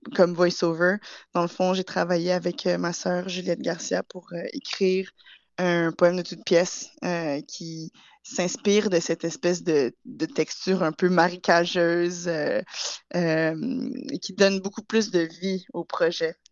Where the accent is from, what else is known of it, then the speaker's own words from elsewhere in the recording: Montreal, Quebec, Canada; moved away as an adult; now in England; je suis née et j'ai grandi à Montréal.